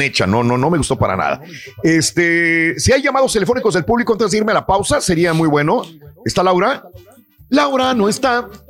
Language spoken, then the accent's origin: Spanish; Matamoros, Tamaulipas, Mexico; para los que somos de Matamoros